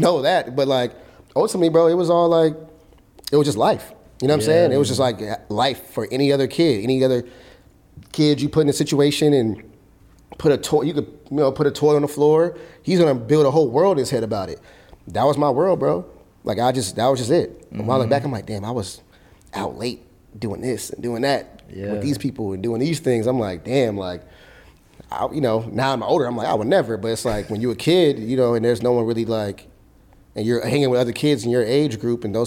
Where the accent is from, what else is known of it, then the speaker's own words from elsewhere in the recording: Los Angeles, California, United States; this is where I'm from South Central